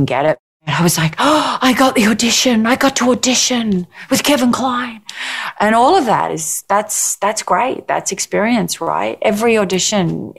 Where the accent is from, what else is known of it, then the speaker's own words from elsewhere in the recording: Australia; being Australian